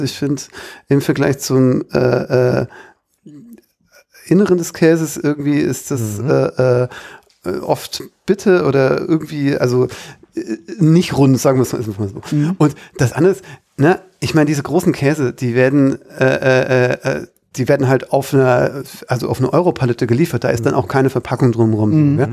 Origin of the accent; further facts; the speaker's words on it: Baden-Württemberg, Germany; ich bin ja Schwabe, jetzt ist es raus.